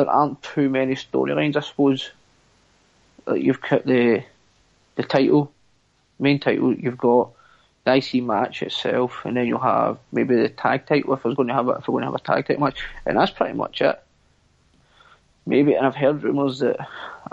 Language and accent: English; United Kingdom; we're all British.